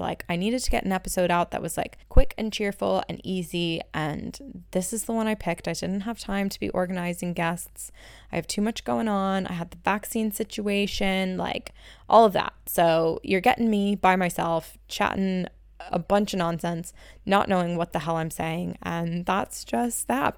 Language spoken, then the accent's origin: English; two hours west of Philadelphia, rural Pennsylvania, United States; I say I'm from Philly, but I'm not really from Philly, I'm from two hours west of Philly